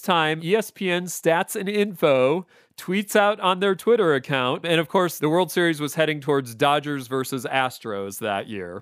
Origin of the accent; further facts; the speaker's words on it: Chicago, Illinois, United States; I'm a Chicagoan